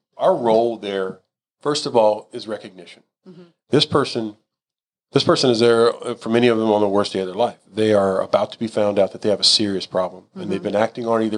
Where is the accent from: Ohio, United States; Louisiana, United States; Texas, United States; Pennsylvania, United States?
Texas, United States; Houston; I'm a Houston guy. Like this, I'm a native. I'm as Texan as it gets